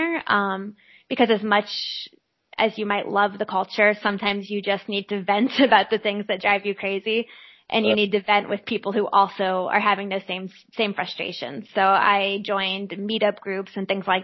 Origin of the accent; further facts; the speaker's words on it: Midwest, United States; also born or lived in Austria; here in America, and definitely here in the Midwest